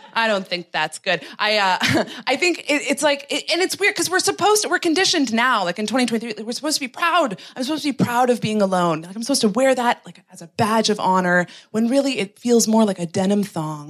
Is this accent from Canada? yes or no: yes; Canada; moved away as an adult; now in London, United Kingdom; I'm from Canada.